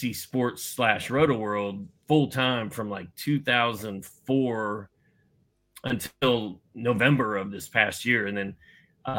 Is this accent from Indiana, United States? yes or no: yes; Indiana, United States; I'm from Indiana, and Indiana is the basketball capital of the world. So when I was a kid, I used to go to a lot of Pacer games.